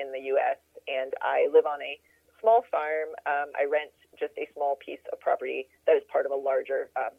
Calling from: Frankfort, Kentucky, United States; I'm calling you from just outside Frankfort, Kentucky. Frankfort is the capital city of Kentucky, but it's actually one of the smallest capital cities in the U.S., and I live on a small farm.

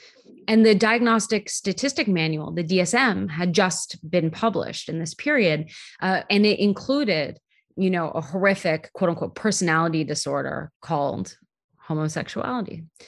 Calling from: Bay Area, California, United States; I'm calling from the Bay Area.

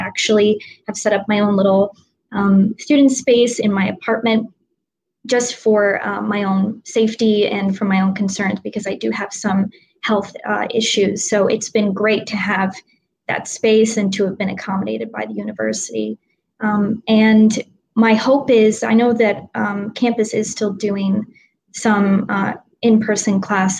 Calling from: Ardmore, Pennsylvania, United States; I am calling in from Ardmore, Pennsylvania, so on the main line, as it's called, and I'm about 10 minutes from Villanova's campus and about in the opposite direction, 20 minutes from Philadelphia.

